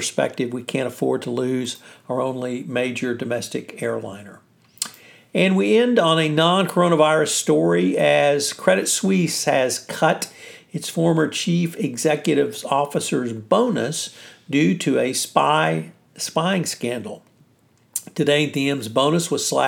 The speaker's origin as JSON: {"language": "English", "region": "Texas", "country": "United States", "said": "From the great state of Texas, my home state"}